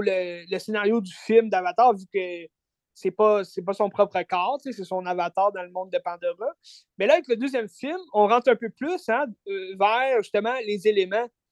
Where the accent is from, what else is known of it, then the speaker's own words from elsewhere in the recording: Quebec, Canada; en tant que Québécois